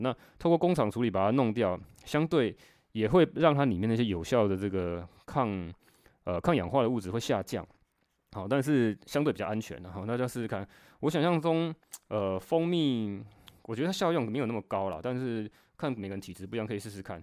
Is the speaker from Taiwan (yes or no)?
yes; Taiwan; 我们台湾人讲那个腰子